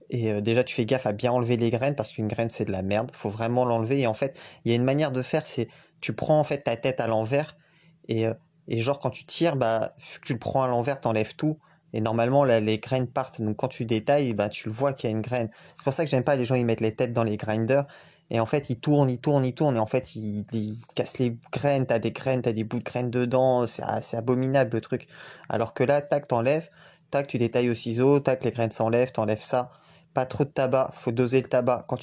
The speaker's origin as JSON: {"language": "French", "region": "Guadeloupe", "country": "France", "tie": "born or raised there", "said": "J'ai grandi aux Antilles et dédicace à la Guadeloupe on roule avec des ciseaux."}